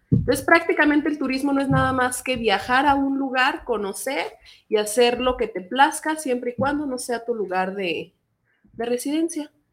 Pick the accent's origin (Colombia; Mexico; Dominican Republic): Mexico; nosotros como mexicanos